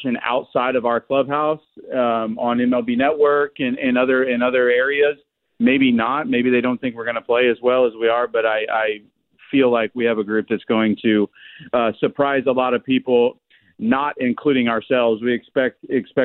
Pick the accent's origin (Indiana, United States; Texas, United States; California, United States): Indiana, United States; Indianapolis; I'm from Indianapolis. I lived there. I was born and raised there.